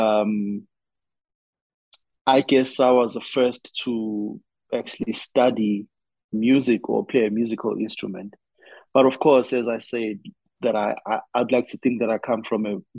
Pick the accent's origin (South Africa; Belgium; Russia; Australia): South Africa; Durban, KwaZulu-Natal; now in Johannesburg, South Africa; I'm from KwaZulu-Natal here in South Africa